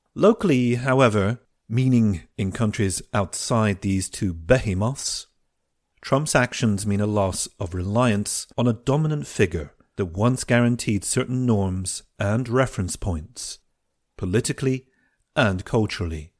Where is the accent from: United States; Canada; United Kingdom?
United Kingdom; we Europeans and especially us Brits